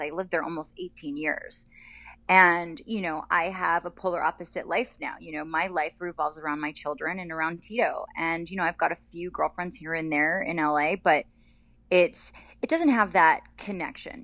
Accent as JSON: {"language": "English", "region": "Colorado", "country": "United States", "tie": "born or raised there", "also_born_or_lived": "Las Vegas", "moved": "yes", "lives_now": "California, United States", "said": "I grew up in Colorado, so I was always a pasty kid"}